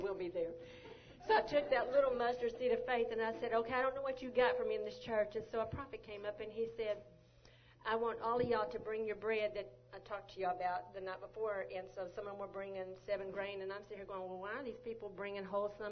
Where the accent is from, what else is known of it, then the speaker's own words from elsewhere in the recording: Longview, Texas, United States; moved away as an adult; also born or lived in Arizona; I'm originally from Longview, Texas